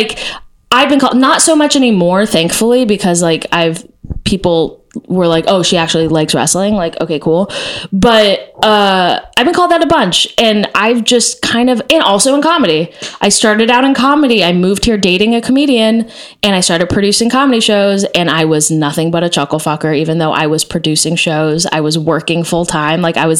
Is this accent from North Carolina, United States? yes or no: no; Texas, United States; I like was part of this thing called Noise House when I was growing up in Texas, is just a conglomerate of freaks.